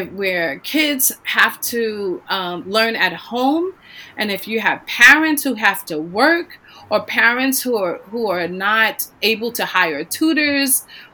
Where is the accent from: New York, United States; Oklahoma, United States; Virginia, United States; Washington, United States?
New York, United States; moved away; settled in my hometown, you know, New York